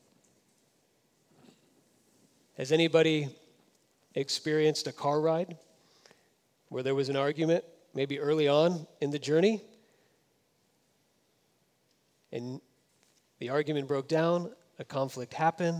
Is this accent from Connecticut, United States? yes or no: no; Florida, United States; now in California, United States; I grew up in Florida